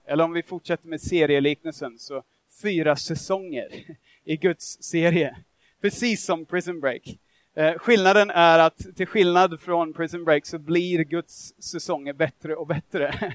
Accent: Australia; Swedish is a second language; now in Sweden; jag är australiensare, jag har vuxit upp där, jag bor här i Sverige

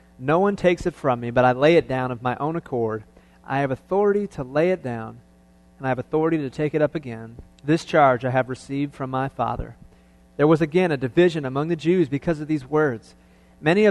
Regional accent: Cleveland, Ohio, United States; I was born and raised in Cleveland

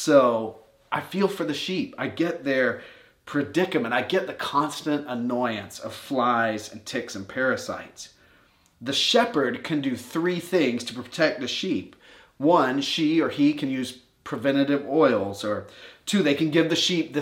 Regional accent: Warner Robins, Georgia, United States; I grew up in Warner Robins, Georgia

